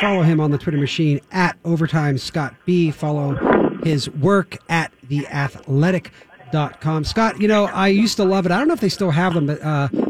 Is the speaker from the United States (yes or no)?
no; Toronto, Ontario, Canada; I'm from Toronto.